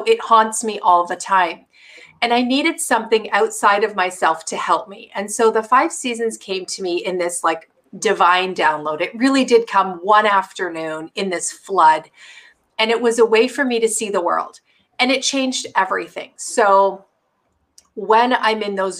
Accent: Canada; now in Seattle, United States; So we're Canadian

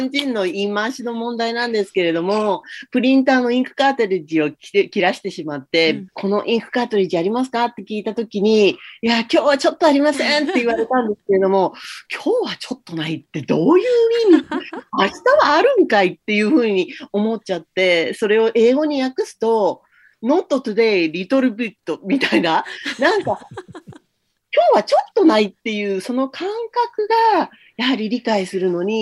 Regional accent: United States; Japanese is a second language; now in Japan; これはアメリカではちょっと考えられないことで、特にまあ自分があの、自分の出身地なんかだと、結構、あの、治安が悪かったりするので

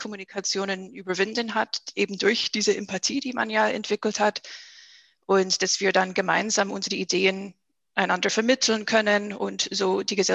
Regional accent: United States; now in Germany; aber für Amerika, wo ich herkomme, bin ich sehr, sehr logisch.

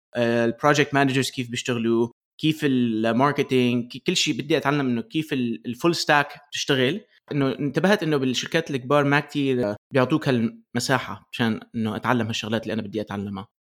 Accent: Aleppo, Aleppo Governorate, Syria; also born or lived in Michigan, United States; now in United States; اصلي من حلب بسوريا بعدين آه، آه، جينا لامريكا ب 2003

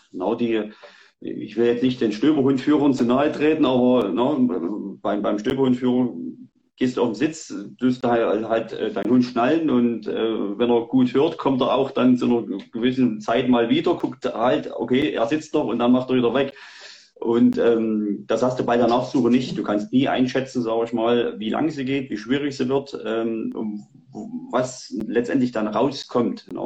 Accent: Saxony, Germany; ich komme aus Sachsen, no, genau, bin 40 Jahre alt

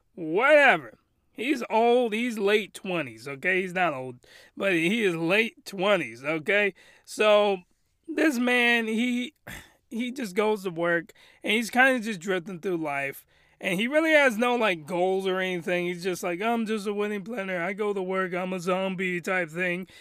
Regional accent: United States; I'm American

